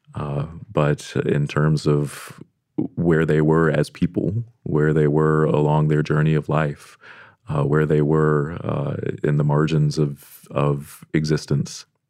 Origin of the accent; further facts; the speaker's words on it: Deep South, United States; I am from the Deep South